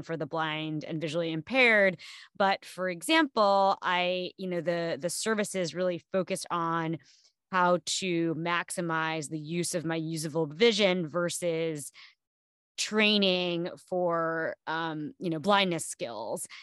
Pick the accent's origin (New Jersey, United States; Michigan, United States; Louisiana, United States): New Jersey, United States; I grew up in New Jersey on the East Coast